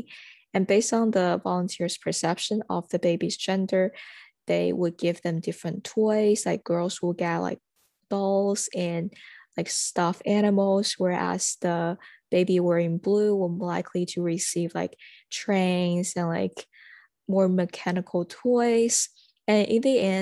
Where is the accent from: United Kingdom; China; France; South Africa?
China; now in United States; I am international student from China.